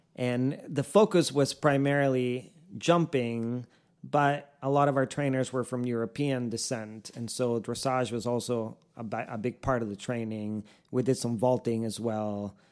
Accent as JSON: {"language": "English", "country": "Costa Rica", "tie": "born or raised there", "moved": "yes", "lives_now": "Ocala, United States", "said": "I was born and raised in Costa Rica"}